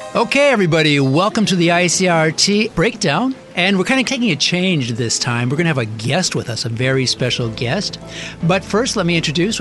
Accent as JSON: {"language": "English", "country": "United States", "said": "I'm from the States"}